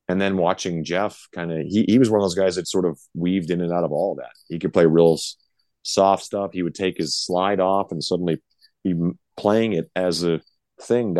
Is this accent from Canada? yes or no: yes; Canada; now in Las Vegas, United States; we're both from Canada